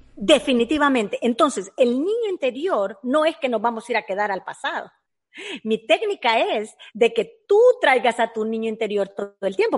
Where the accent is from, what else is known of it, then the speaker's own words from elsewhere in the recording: El Salvador; moved away; nosotros fuimos criados en el mercado. Muy pobremente, en El Salvador